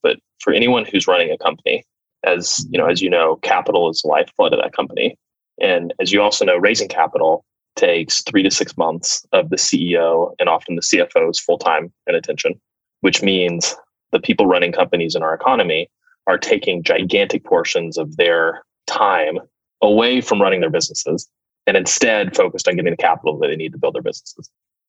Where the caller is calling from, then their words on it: San Francisco, California, United States; Oh, I'm in San Francisco today, spending much time with my executive team.